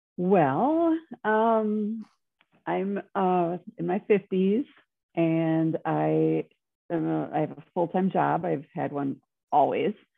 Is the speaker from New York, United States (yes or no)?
no; Wisconsin, United States; moved away as an adult; also born or lived in Minneapolis; I'm from Wisconsin, but I went to school in Minneapolis